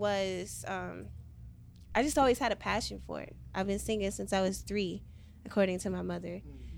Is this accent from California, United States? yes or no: no; St. Louis, Missouri, United States; now in Chicago, United States; I am from St. Louis as well.